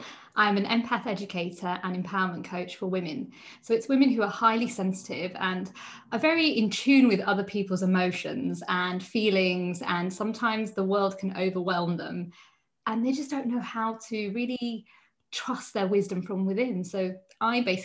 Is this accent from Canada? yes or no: no; United Kingdom; being Indian, however, I grew up in the UK